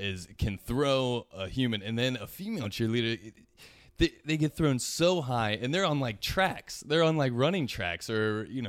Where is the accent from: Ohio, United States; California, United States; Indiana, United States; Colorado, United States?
Ohio, United States; I grew up in Ohio, and the Ohio High School Athletic Association made it mandatory to wear helmets for a couple of years.